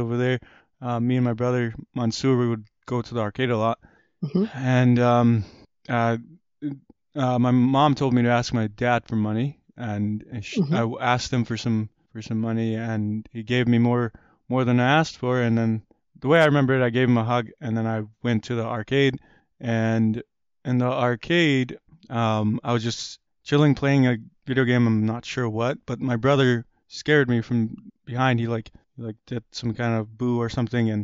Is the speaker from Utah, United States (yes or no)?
no; Rochester, New York, United States; born or raised there; English is a second language; also born or lived in Kabul, Afghanistan / Pakistan / Pittsford, New York